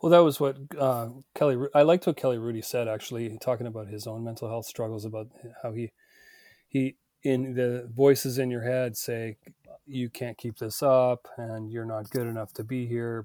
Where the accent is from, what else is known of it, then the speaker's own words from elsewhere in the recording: Northern Ontario, Canada; also born or lived in British Columbia; now in Vancouver, Canada; I grew up in Northern Ontario and delivered the Sudbury Star